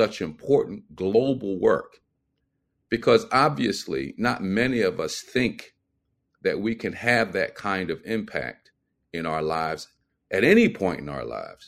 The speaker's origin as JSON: {"language": "English", "town": "Philadelphia", "region": "Pennsylvania", "country": "United States", "moved": "yes", "said": "being a Philadelphian myself, or at least from Philadelphia. I don't live in Philadelphia anymore"}